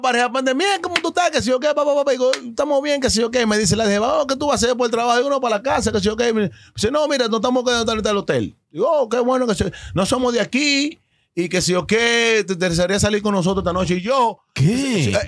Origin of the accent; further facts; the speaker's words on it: Dominican Republic; now in New York, United States; yo que soy dominicano